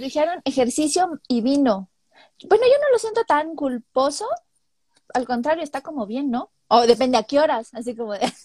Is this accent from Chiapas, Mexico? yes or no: yes; Chiapas, Mexico; moved away